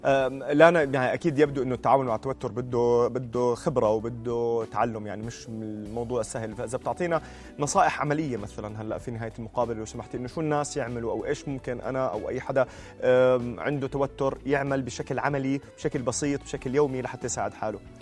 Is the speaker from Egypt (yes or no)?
no; Jordan; عندنا في الأردن